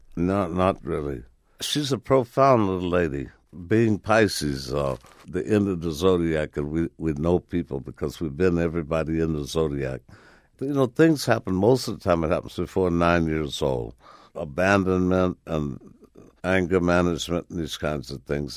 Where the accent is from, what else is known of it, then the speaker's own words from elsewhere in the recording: Chicago, Illinois, United States; Right in Chicago, man, with my father being a carpenter, building homes for the most notorious triple OGs on the planet